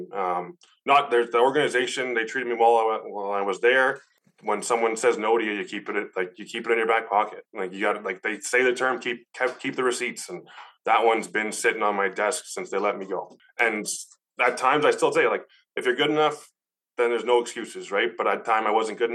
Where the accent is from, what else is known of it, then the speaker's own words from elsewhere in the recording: Toronto, Ontario, Canada; moved away as an adult; now in Edmonton, Canada; I was born and raised in Scarborough